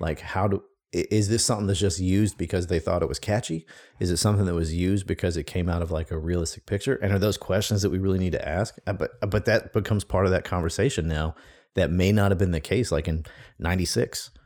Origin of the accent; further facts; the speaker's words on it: Mississippi Gulf Coast, United States; moved away as an adult; I grew up on the Mississippi Gulf Coast